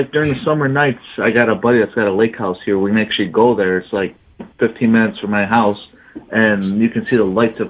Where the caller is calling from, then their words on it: Albion, New York, United States; I am from Albion, New York. Way up in western, just about on Lake Ontario, where it's freezing cold.